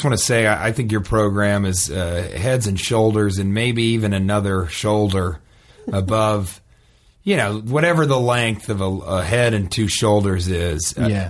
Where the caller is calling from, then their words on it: Omaha, Nebraska, United States; And it's Omaha.